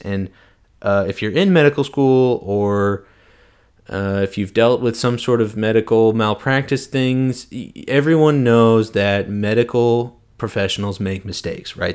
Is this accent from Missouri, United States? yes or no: yes; St. Louis, Missouri, United States; moved away as an adult; also born or lived in Arkansas; I am originally from Saint Louis, Missouri. Shout out three one four. I, uh, I am from Saint Louis. I went to Clayton High School.